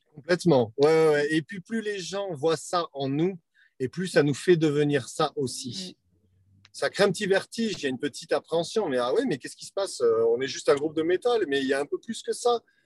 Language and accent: French; France; je suis un Français